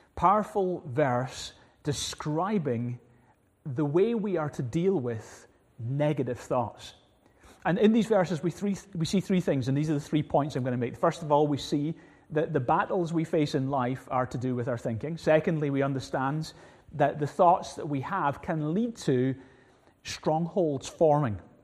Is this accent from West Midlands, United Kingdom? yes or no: no; Glasgow, Scotland, United Kingdom; growing up in Glasgow, we had little, two little cats